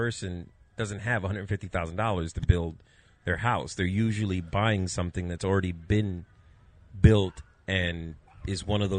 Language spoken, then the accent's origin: English; Puerto Rico; Puerto Rican.